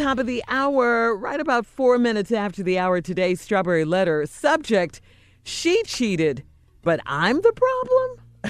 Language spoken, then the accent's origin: English; Chicago, Illinois, United States; his hometown, which happens to be my hometown as well.